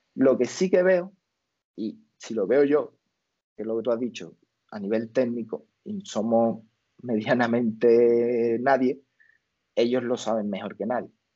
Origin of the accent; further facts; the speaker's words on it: Spain; la gente de aquí de España, y yo